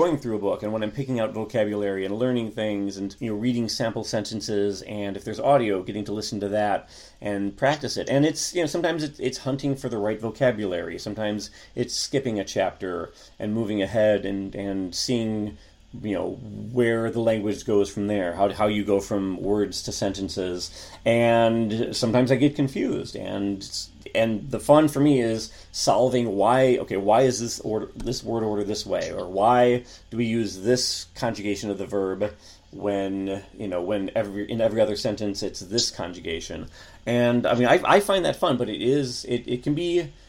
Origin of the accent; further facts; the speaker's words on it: United States; I'm an American who actually bothers to study other languages